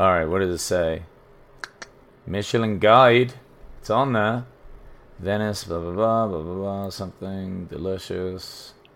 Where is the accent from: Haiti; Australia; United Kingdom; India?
United Kingdom; England; I'm from England